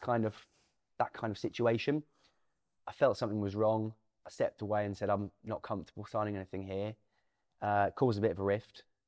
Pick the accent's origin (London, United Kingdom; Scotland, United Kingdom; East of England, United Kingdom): East of England, United Kingdom; Norwich; also born or lived in Thorpe St Andrew; I'm from Norwich